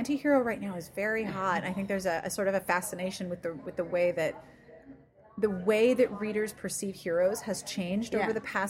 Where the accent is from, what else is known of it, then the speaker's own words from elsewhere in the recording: Pennsylvania, United States; in Pennsylvania where I grew up, too.